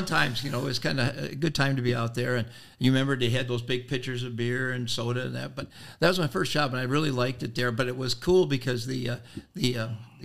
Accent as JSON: {"language": "English", "town": "Rochester", "region": "New York", "country": "United States", "moved": "as an adult", "lives_now": "Oshkosh, United States", "said": "I came here back in 1969 from college. I'm from Rochester, New York"}